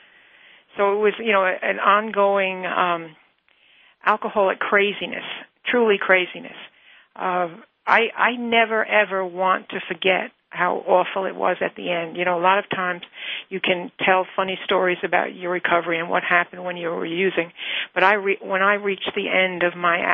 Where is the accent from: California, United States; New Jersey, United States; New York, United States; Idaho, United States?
New York, United States; I was born and raised in New York, and I was living in New York